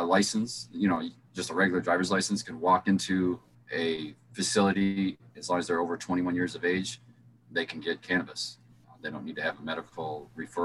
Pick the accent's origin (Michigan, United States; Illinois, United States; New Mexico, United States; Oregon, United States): Michigan, United States; I'm from Michigan